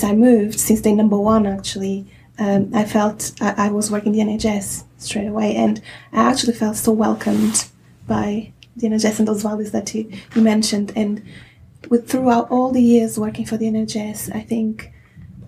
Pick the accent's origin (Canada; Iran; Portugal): Portugal; moved away as an adult; now in United Kingdom; I come from Portugal